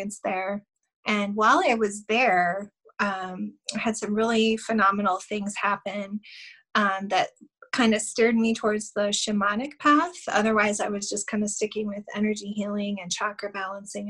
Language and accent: English; Wyoming, United States; I was from Wyoming. I'm from Wyoming